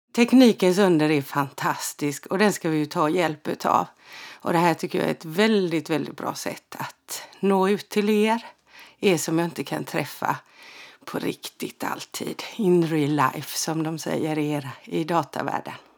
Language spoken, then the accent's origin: Swedish; Frillesås, Halland County, Sweden; born or raised there; also born or lived in Halmstad